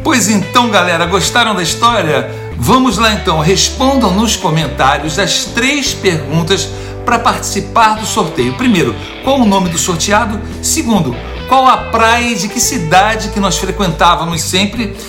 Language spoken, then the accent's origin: Portuguese; São Paulo, Brazil; moved away as an adult; also born or lived in Itacoatiara, Niterói; now in United States; Eu, eu, eu sou de São Paulo